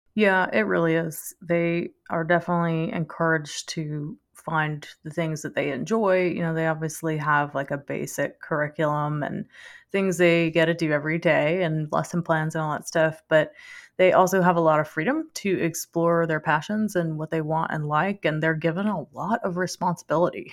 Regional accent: Louisiana, United States; also born or lived in Denver; we lived in Louisiana, and French is, you know, our native language, so I'm Cajun French

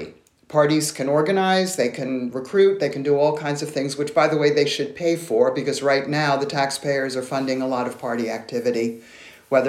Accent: New York, United States; I'm originally from New York

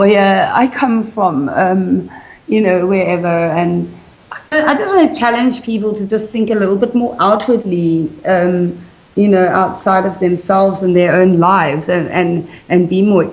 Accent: South Africa; also born or lived in United Kingdom; growing up in South Africa

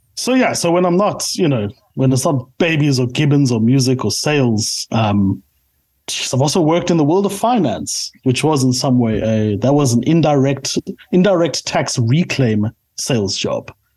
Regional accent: South Africa; I am a South African through and through

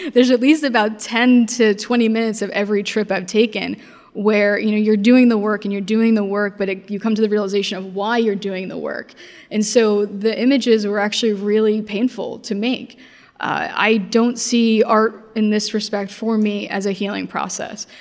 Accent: Caldwell, New Jersey, United States; also born or lived in Newark, New Jersey / Basking Ridge, New Jersey; we moved to Caldwell, New Jersey, where I spent most of my childhood

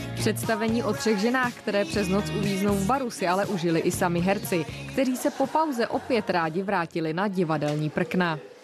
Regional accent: Havlíčkův Brod, Vysočina Region, Czechia; pocházím z Havičku a Brodu

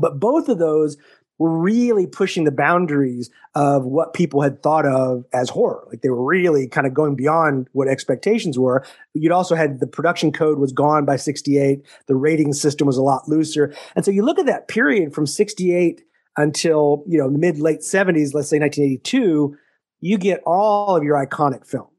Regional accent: Texas, United States; also born or lived in Missouri; now in Syracuse, United States; I grew up in Texas

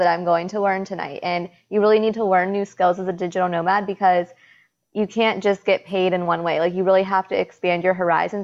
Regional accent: New York, United States; now in Costa Rica; I'm from New York

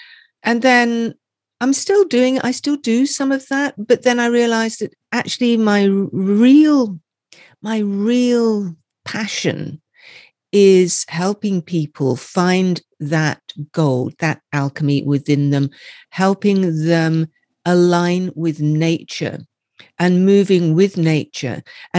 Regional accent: Scotland, United Kingdom; So I am from Scotland. I don't sound it, I know, but I am from Scotland.

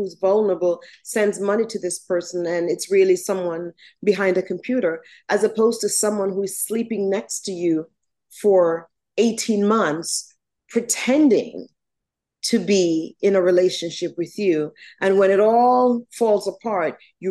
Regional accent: Jamaica; now in United States; So I was born in Jamaica, West Indies. I was raised by my grandmother and step-grandfather, and my parents were here in the States

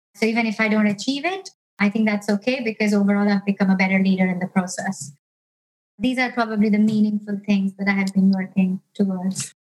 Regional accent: India; moved away as an adult; also born or lived in United States / Canada; now in United Kingdom; I grew up in India

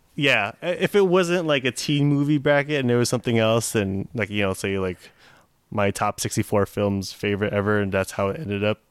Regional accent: Fremont, California, United States; growing up in Fremont, I obviously don't know anything about the hood

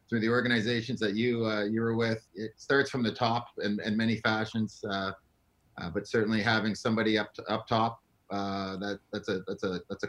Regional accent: London, Toronto, Ontario, Canada; I grew up just outside of Toronto, London, Ontario. It's about 2 hours west. And when I was about 11, my dad was transferred here to Toronto and grew up here.

